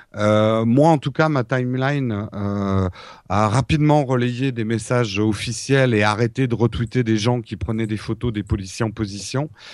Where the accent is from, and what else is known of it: France